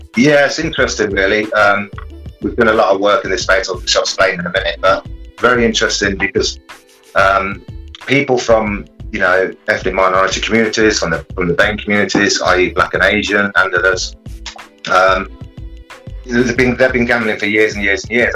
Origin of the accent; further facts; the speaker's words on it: Coventry, West Midlands, United Kingdom; from nine years old, growing up in Coventry